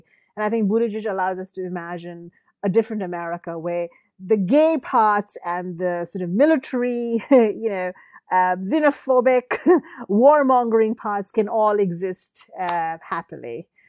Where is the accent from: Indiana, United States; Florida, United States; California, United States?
Indiana, United States; I'm from Indiana, incidentally, yes.